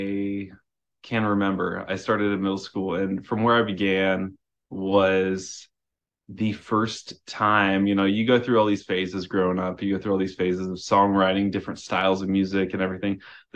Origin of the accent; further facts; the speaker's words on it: Snohomish, Washington, United States; I grew up probably about 30, I mean, depending on traffic. Traffic in Seattle gets pretty gnarly. But 30, 45 minutes outside of the city, in a little town called Snohomish.